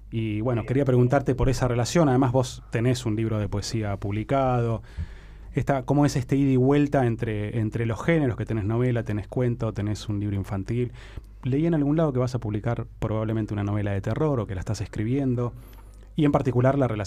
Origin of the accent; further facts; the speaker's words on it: Buenos Aires, Argentina; como buen porteño he viajado mucho a Uruguay a veranear al departamento Rocha